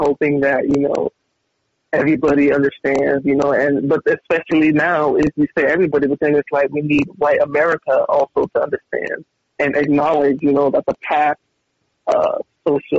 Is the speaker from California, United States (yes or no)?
yes; California, United States; growing up in California my whole life